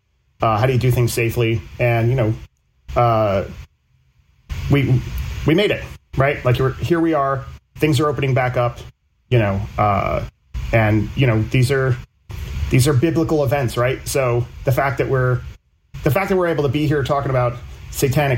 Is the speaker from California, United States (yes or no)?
no; New Jersey, United States; I'm from New Jersey